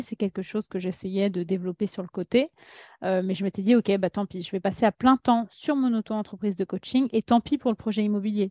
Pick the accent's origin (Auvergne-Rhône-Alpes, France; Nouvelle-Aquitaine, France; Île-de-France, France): Île-de-France, France; Paris; French is a second language; also born or lived in Russia; je suis née en Russie, arrivée en France à l'âge de 5 ans avec euh, ma famille. Euh, j'étais la première à apprendre le français en tant que grande sœur, donc beaucoup de pression, moi, très jeune, que j'ai eue. Puis j'ai grandi à Paris